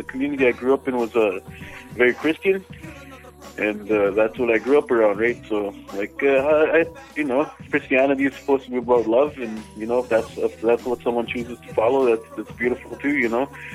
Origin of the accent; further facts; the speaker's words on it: Little Saskatchewan First Nation, Manitoba, Canada; moved away as an adult; now in Winnipeg, Canada; I'm Anishinaabe from the Little Saskatchewan First Nation in Manitoba. I was born in Winnipeg, but I was raised on the res, and currently back in Winnipeg